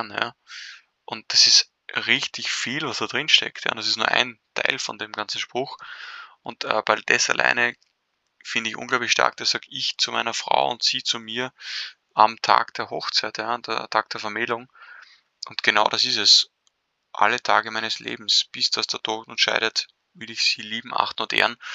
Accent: Vienna, Austria; bin schon seit fast 30 Jahren auf dieser Welt. Ähm, bin in Wien aufgewachsen

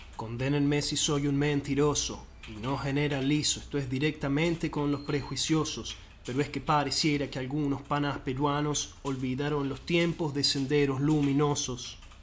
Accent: Argentina; en el argentino

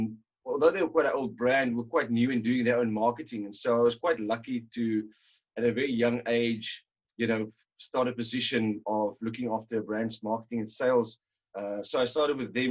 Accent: Robertson, Western Cape, South Africa; also born or lived in Stellenbosch; grew up in Robertson, and obviously amongst quite a few wine families and friends

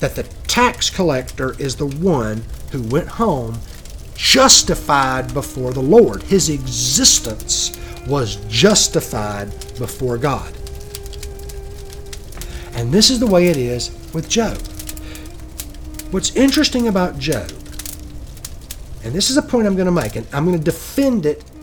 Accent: Georgia, United States; I'm from Georgia

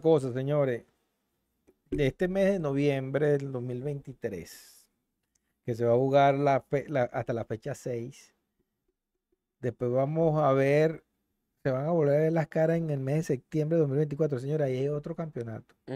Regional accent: Venezuela; como venezolanos

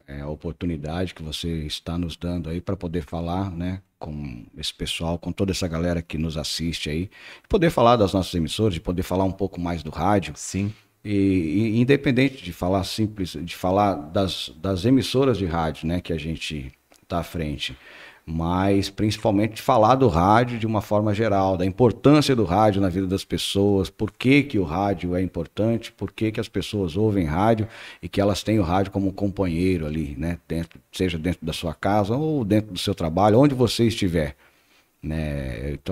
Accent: Paraná, Brazil; moved away; eu que sou do Paraná, que vim do Paraná, é, é encontrei um, uma nova família aqui também

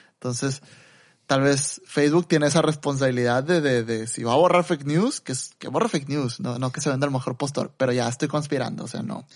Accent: Mexico; los dos somos mexicanos

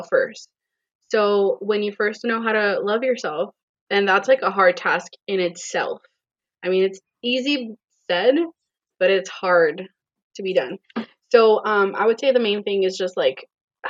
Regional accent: Florida, United States; also born or lived in Puerto Rico; I was born in Puerto Rico, raised in Florida

